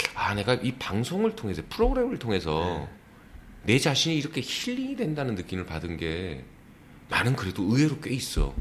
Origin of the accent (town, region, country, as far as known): South Korea